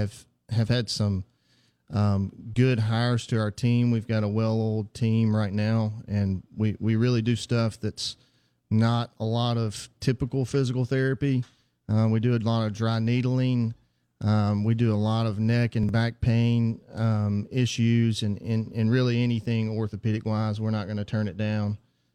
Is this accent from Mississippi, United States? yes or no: yes; Heidelberg, Mississippi, United States; also born or lived in Jackson, Mississippi; I'm from Heidelberg, Mississippi, originally.